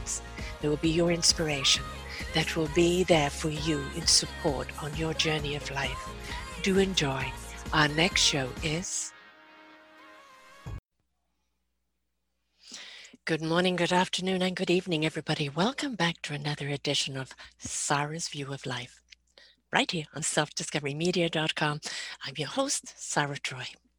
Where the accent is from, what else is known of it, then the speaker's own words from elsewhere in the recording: Canada; I'm a Canadian